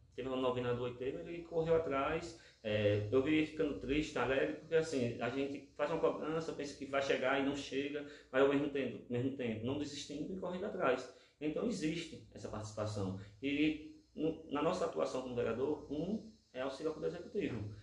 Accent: Lagarto, Sergipe, Brazil; eu sou daqui do centro, aqui da Cidade Nova

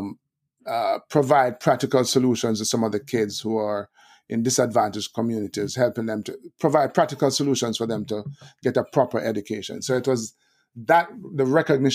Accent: Kingston, Jamaica; grew up in Kingston, one of the tougher areas, Olympic Gardens is a proper name.

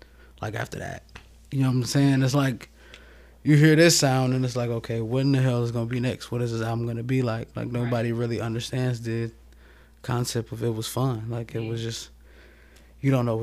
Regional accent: Toledo, Ohio, United States; moved away as an adult; now in Columbus, United States; I'm from Toledo, Ohio. Just recently moved down here to Columbus

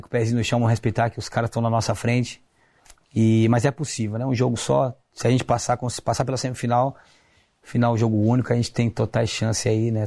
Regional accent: Brazil; moved away as an adult; Sou brasileiro

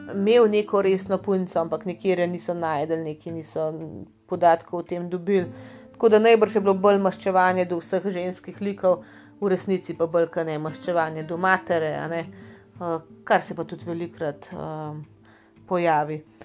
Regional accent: Slovenia

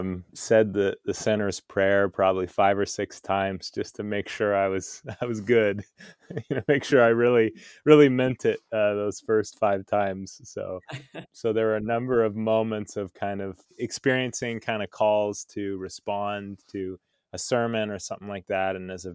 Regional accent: Folsom, California, United States; Growing up, I grew up in Northern California in near Sacramento in a town called Folsom, and I had three brothers.

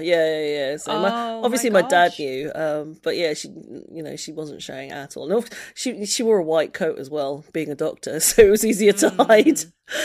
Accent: Sidcup, London, United Kingdom; also born or lived in Margate; I kind of a little bit all over the place. I spent most of my life growing up in a place called Sidcup, which is like a suburb that's kind of vaguely London but not quite

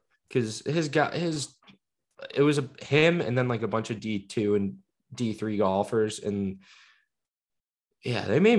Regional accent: Park Ridge, Illinois, United States; also born or lived in Chicago, Illinois; I'm from Park Ridge

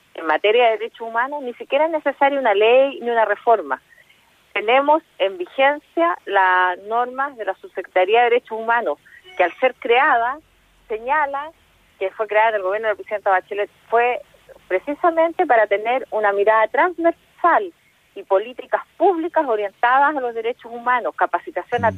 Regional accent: Chile; nosotros como chilenos y chilenas

